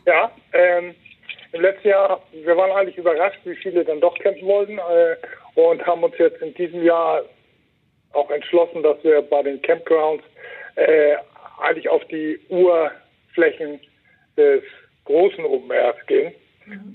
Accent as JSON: {"language": "German", "town": "Wacken", "region": "Schleswig-Holstein", "country": "Germany", "tie": "born or raised there", "said": "mein Heimatdorf"}